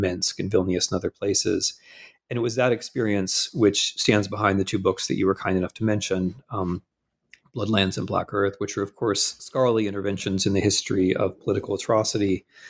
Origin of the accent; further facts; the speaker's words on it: Midwest, United States; moved away as an adult; I'm a Midwesterner